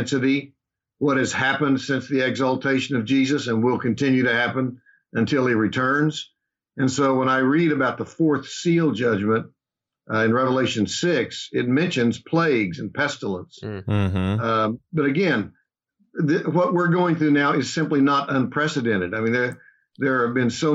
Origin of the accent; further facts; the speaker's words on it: Oklahoma, United States; moved away as an adult; also born or lived in Dallas, Texas / Kansas City / Chicago area, Illinois; I was born and raised here in Oklahoma